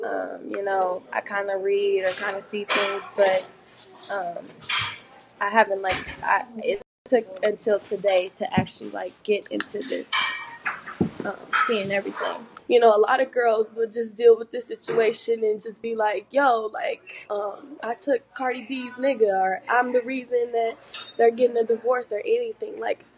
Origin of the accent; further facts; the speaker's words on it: Pennsylvania, United States; like growing up in Pennsylvania